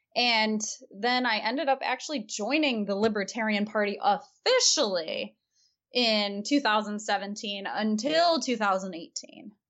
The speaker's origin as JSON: {"language": "English", "region": "Michigan", "country": "United States", "tie": "born or raised there", "said": "Hillsdale College, which is in Michigan, my home state"}